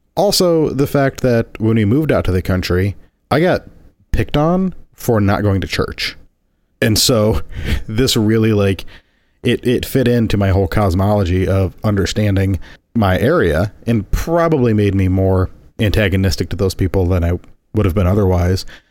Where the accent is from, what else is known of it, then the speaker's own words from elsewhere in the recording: Indiana, United States; my homeland, the Hoosier State